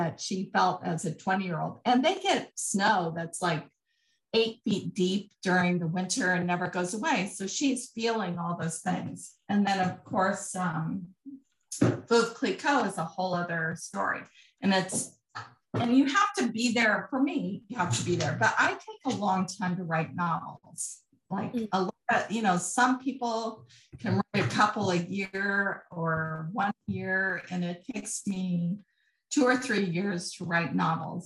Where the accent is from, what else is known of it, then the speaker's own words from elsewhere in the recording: Colorado, United States; I'm from Colorado